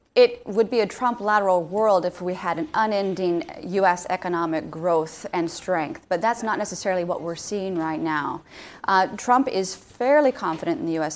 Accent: Alaska, United States; moved away; also born or lived in London, United Kingdom; I'm from Alaska

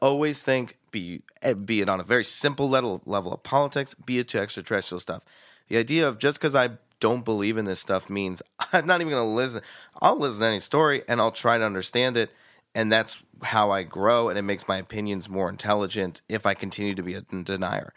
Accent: Virginia, United States; I'm a Jew from Virginia

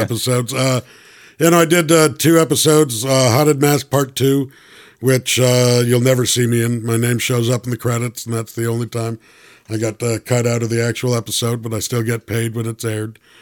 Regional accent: Toronto, Ontario, Canada; I'm originally from Toronto

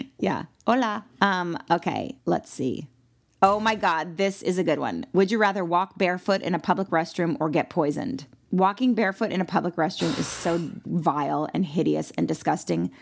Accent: Malibu, California, United States; I'm from Malibu, California

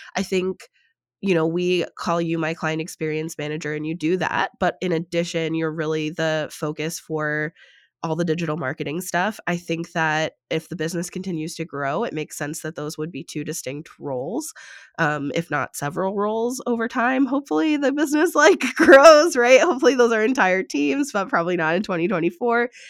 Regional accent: United States; being American

